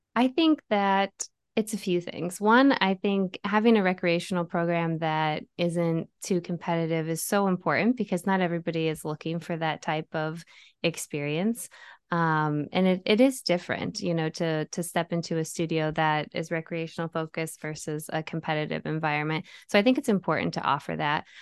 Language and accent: English; Bettendorf, Iowa, United States; moved away as an adult; now in Chicago, United States; I grew up in the Quad Cities, um, went to Bettendorf High School